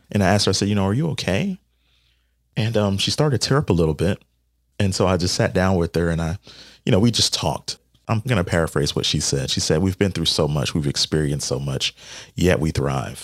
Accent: North Augusta, South Carolina, United States; my hometown, what I know is North Augusta

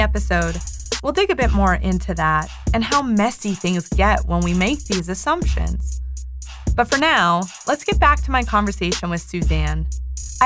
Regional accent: Midwest, United States; now in East Coast, United States; I grew up in the Midwest. So I grew up in a pretty conservative part of the country, but I now live on the East Coast

